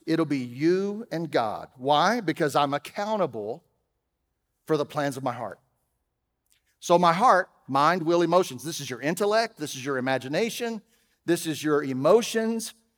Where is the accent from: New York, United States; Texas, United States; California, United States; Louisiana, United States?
Texas, United States; I'm from Texas